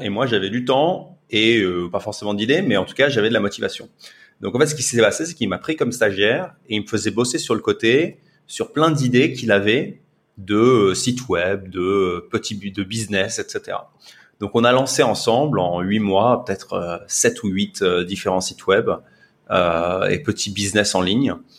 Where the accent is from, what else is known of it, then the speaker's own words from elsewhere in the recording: France; moved away as an adult; now in Singapore; je suis français